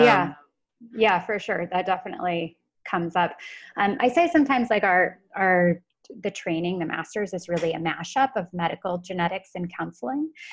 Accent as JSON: {"language": "English", "country": "United States", "said": "I'm American"}